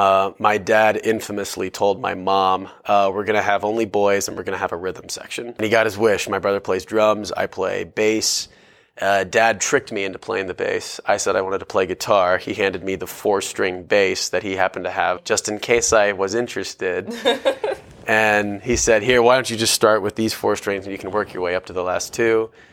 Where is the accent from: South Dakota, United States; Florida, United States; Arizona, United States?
Arizona, United States; Tucson; born there; I was born in Tucson, Arizona, which is about an hour and a half south of Phoenix and is about an hour and a half north from the Mexican border.